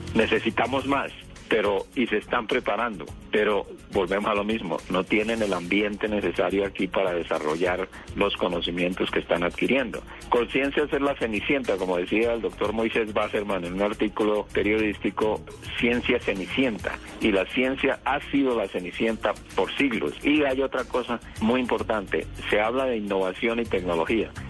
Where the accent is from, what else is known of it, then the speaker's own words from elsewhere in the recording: Colombia; vivimos en Colombia, somos científicos colombianos que trabajamos aquí